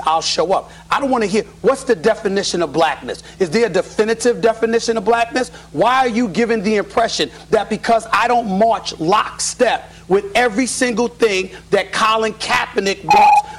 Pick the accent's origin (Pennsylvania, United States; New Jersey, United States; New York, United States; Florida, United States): New York, United States; New York City; I'm from Harlem, Queens, New York City